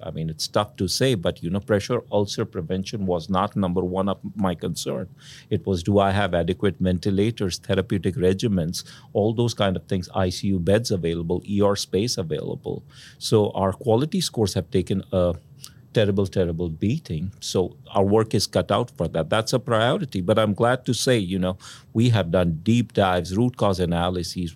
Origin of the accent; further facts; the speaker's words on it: India; moved away; I grew up in India, uh, in a middle class, uh, household